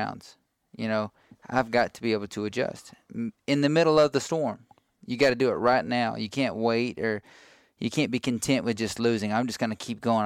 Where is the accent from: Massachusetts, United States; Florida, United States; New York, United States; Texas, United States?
Texas, United States; Cameron; also born or lived in Brenham, Texas; I grew up in Cameron, Texas.